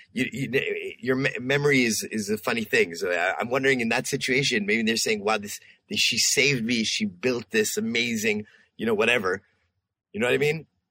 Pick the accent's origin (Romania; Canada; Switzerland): Canada; We're Canadians too here.